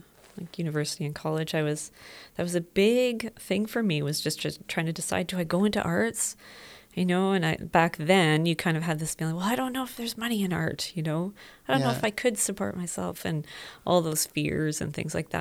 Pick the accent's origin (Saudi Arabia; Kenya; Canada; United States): Canada; Whitehorse, Yukon; born there; I was born in Whitehorse, Yukon. We were living in a cabin, no electricity, no running water, out in the bush.